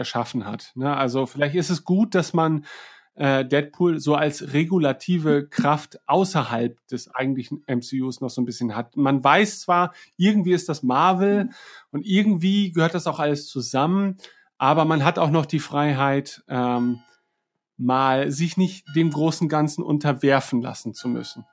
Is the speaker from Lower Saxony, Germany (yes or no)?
yes; East Frisia, Lower Saxony, Germany; Ich bin Ostfriese